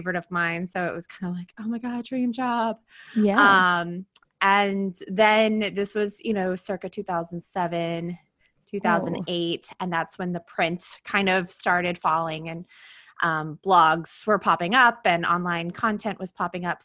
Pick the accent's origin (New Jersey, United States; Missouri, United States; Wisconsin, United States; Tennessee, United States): Tennessee, United States; moved away as an adult; also born or lived in Birmingham, Alabama; now in New York City, United States; I am from Tennessee originally